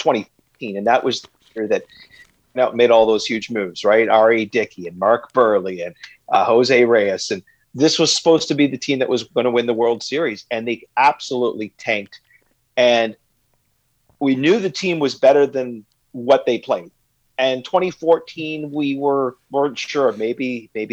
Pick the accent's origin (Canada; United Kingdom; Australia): Canada; as a Canadian